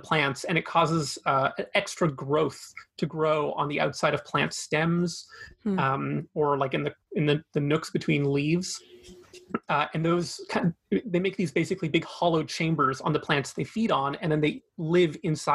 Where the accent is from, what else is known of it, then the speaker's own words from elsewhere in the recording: Fraser Valley, British Columbia, Canada; also born or lived in Vancouver, Canada; I grew up in the Fraser Valley, so only about an hour east of Vancouver. So I'm a local guy.